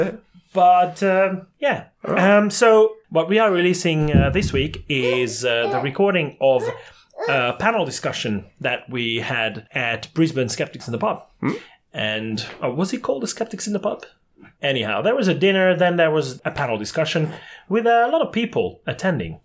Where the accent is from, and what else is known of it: Hungary; born or raised there